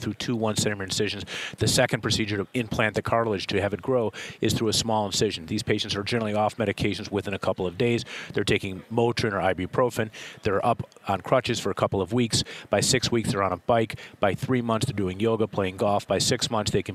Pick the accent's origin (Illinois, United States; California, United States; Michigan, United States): Illinois, United States; Chicago; I am from Chicago